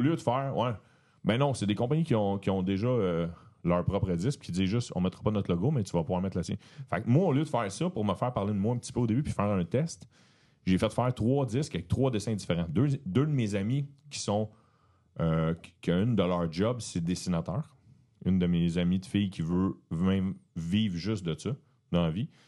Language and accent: French; Beauharnois, Quebec, Canada; je viens de la rive de Montréal, un village, une ville qui s'appelle Beauharnois